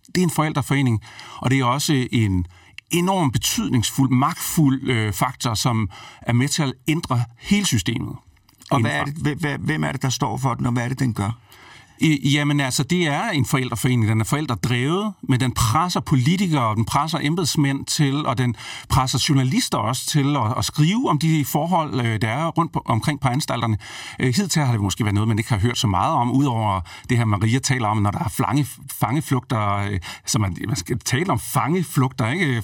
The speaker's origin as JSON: {"language": "Danish", "town": "Brejning", "region": "Southern Denmark", "country": "Denmark", "tie": "born or raised there", "said": "et sted, hvor jeg er vokset op øh, i Brejning mellem Vejle og Fredericia"}